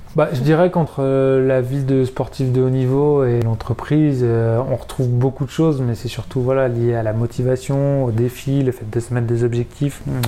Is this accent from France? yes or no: yes; Évian-les-Bains, Auvergne-Rhône-Alpes, France; also born or lived in Villard-de-Lans / Albertville; je suis né à Evian euh, et j'ai fait pas mal de snow pendant ma jeunesse. Euh, commencé le snowboard à 7 ans et demi, enfin, commencé le snowboard à 4 ans, puis rejoint le snowboard club d'Avoria à 7 ans et demi